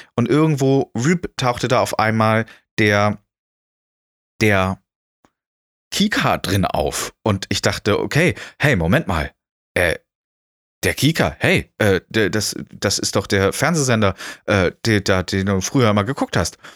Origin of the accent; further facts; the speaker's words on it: Schleswig-Holstein, Germany; moved away as an adult; now in Erfurt, Germany; dass ich in Schleswig-Holstein groß geworden äh, bin